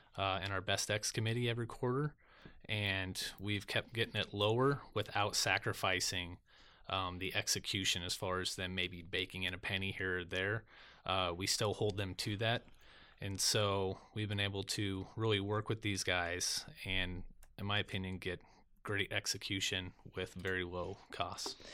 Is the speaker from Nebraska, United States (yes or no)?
yes; Lincoln, Nebraska, United States; I was born in Lincoln, Nebraska